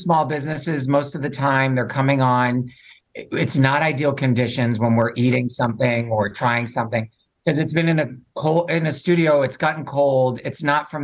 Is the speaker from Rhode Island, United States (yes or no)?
yes; Rhode Island, United States; also born or lived in New York City; now in Chicago, United States; So I'm from Rhode Island, grew up there and then bounced around all over the country